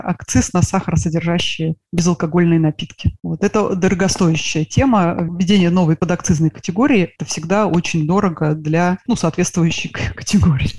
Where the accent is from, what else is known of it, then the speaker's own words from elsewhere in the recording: Saint Petersburg, Russia; я из Санкт-Петербурга